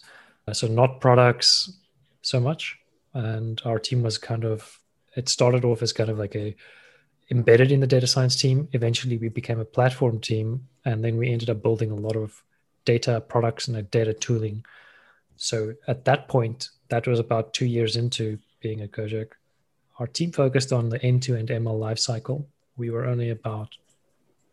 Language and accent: English; South Africa; moved away as an adult; also born or lived in Thailand; I'm South African, born and raised, grew up there